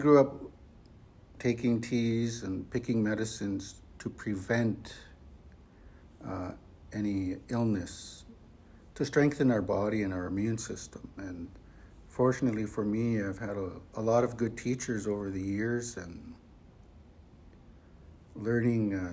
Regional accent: Frog Lake Cree First Nation, northeastern Alberta, Canada; I'm from the Frog Lake Cree First Nation in northeastern Alberta

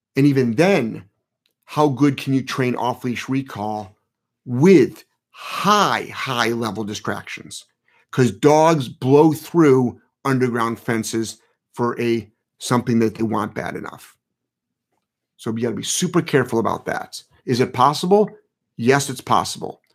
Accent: Cleveland, Ohio, United States; I'm from Ohio. So I'm from Ohio. I actually, Um, I'm from Cleveland.

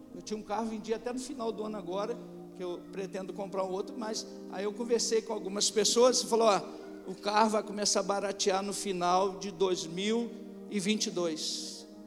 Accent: Brazil; Nós somos brasileiros

